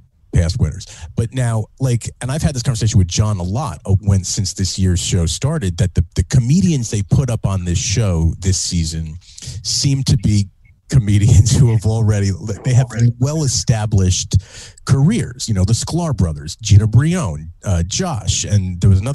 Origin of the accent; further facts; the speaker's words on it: Northern New Jersey, United States; moved away as an adult; also born or lived in Boston / New York City; now in Connecticut, United States; I grew up in Northern Jersey. Then I lived in Boston. Then I lived in New York City for 10 years. And then I moved to Connecticut